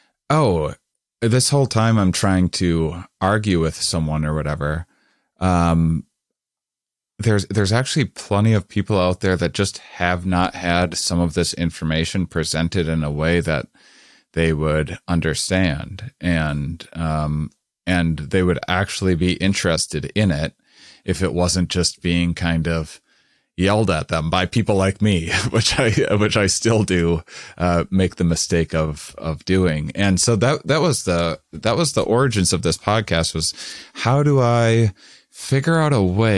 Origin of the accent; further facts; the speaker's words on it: Wisconsin, United States; because I was from Wisconsin. I was raised very religious.